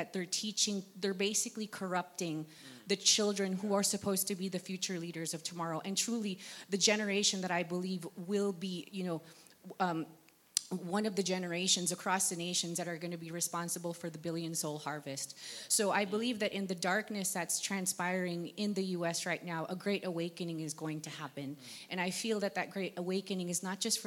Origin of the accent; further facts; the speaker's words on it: United States; now in Nigeria; Being an American, now living in Nigeria